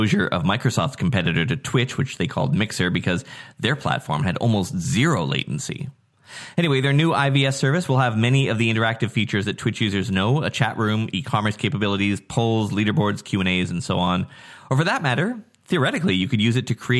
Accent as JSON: {"language": "English", "town": "Nanaimo", "region": "British Columbia", "country": "Canada", "tie": "born or raised there", "said": "my hometown of Nanaimo, Canada"}